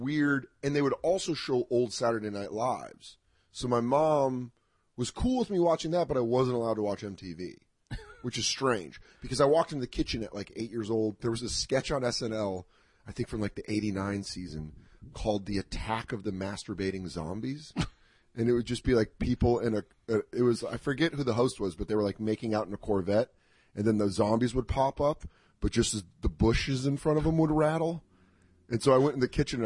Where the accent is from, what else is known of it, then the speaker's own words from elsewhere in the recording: Denver, Colorado, United States; I grew up in Denver.